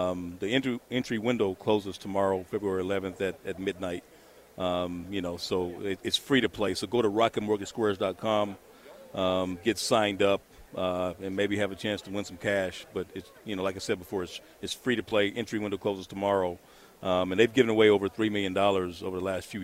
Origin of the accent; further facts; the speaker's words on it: Kansas, United States; moved away as an adult; also born or lived in Stillwater, Oklahoma; I grew up in Kansas